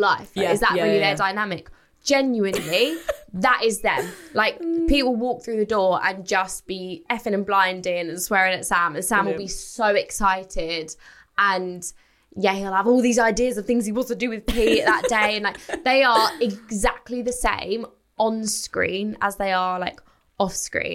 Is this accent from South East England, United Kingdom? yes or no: no; Essex, East of England, United Kingdom; I'm 24. I'm from Essex.